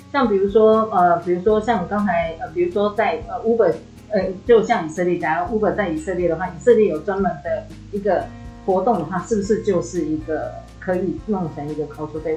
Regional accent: Taiwan; 我们台湾人

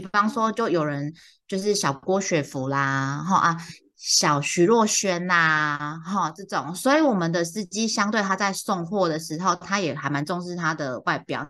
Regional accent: central and southern Taiwan, Taiwan; 我小时候在中南部长大

